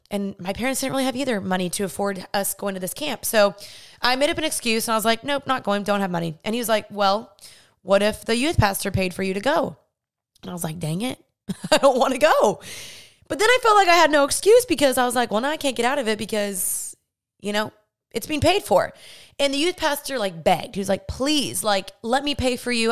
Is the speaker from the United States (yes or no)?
yes; Dallas, Texas, United States; I grew up in Dallas, Texas, born and raised here